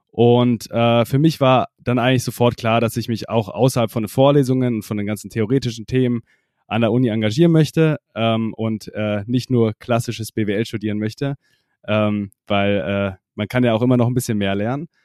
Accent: Freising, Bavaria, Germany; Genau, also ich komme aus der Nähe von München, also genauer gesagt Freising, das kennt vielleicht nicht jeder.

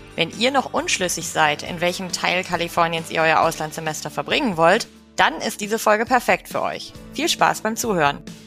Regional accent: Kiel, Schleswig-Holstein, Germany; moved away; ich komme ursprünglich aus Kiel, also aus Norddeutschland

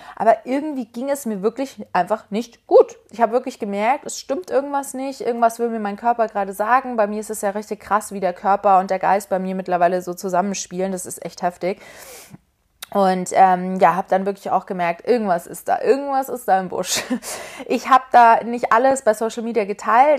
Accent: Munich, Bavaria, Germany; now in Berlin, Germany; Es ist übrigens meine Heimat München. Meine Eltern kommen auch aus München.

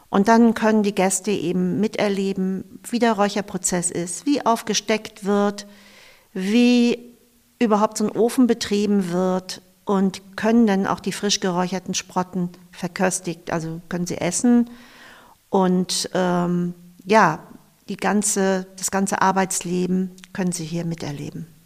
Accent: Eckernförde, Schleswig-Holstein, Germany; Ich verbinde ganz viel mit den Orten in Eckernförde und ich bin am Wasser aufgewachsen. Mein Vater, mein Onkel, mein Opa waren äh, Noorfischer, also Binnenfischer.

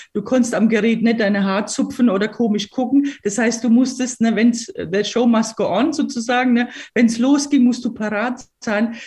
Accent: Weinheim, Baden-Württemberg, Germany; also born or lived in Croatia; ich bin in Weinheim an der Bergstraße aus, aufgewachsen, also badisch

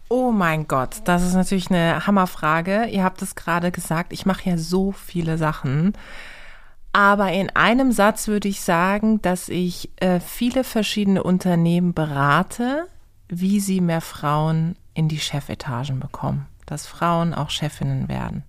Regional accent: Karlsruhe, Baden-Württemberg, Germany; meine Mutter ist äh, die Person, die jeden in meiner Heimatstadt in Karlsruhe kennt

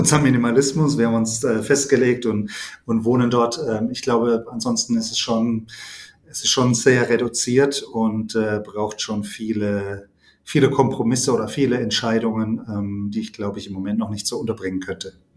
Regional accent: near Heidelberg, Baden-Württemberg, Germany; komme aus der Nähe von Heidelberg

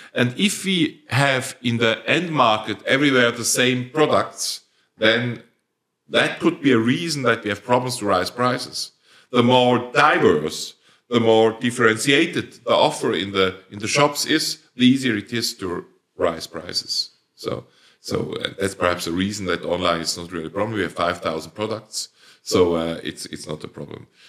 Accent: Switzerland; accent: Swiss German dialect; first language Swiss German; English is a second language; my first language is Swiss dialect

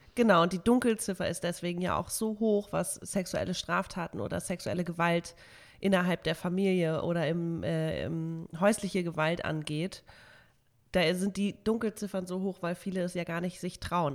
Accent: Hamburg, Germany; bei uns in Hamburg

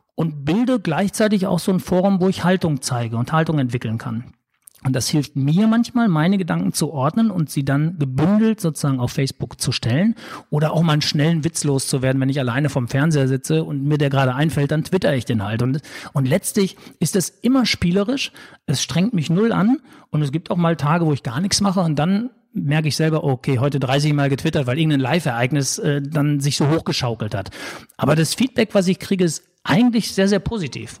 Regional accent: Sauerland, North Rhine-Westphalia, Germany; now in Hamburg, Germany; ich sage immer so als Sauerländer Junge

